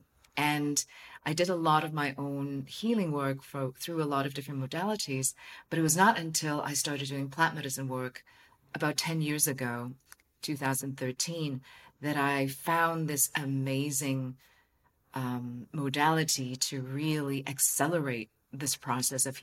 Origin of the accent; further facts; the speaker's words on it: Hong Kong; I'm from Hong Kong